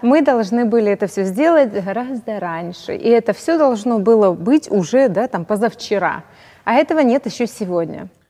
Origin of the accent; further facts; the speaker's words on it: Donetsk, Donetsk Oblast, Ukraine; moved away as an adult; now in Kyiv, Ukraine; я из Донецка